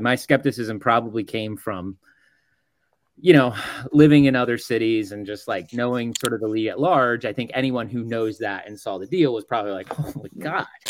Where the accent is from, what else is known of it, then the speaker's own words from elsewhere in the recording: Dallas, Texas, United States; now in Oklahoma City, United States; I grew up in Dallas, so I grew up a Mavs fan